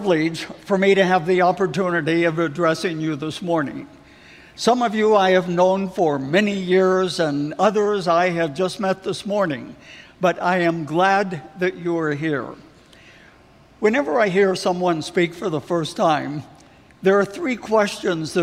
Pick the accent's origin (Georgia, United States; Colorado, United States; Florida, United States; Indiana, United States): Colorado, United States; Denver; I grew up here in Denver. I am a Denver boy